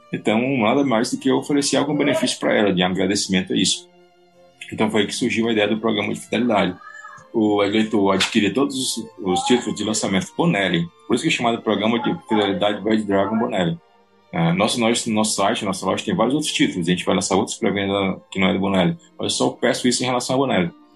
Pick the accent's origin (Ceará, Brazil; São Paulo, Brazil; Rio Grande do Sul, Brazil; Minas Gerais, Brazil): Ceará, Brazil; Eu sou brasileiro, beleza, tranquilo, eu sou brasileiro cearense